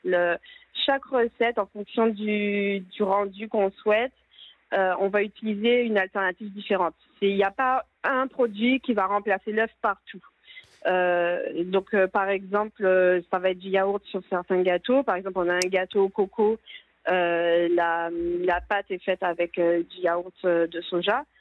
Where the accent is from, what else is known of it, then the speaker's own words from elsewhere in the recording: Guadeloupe; chez nous en Guadeloupe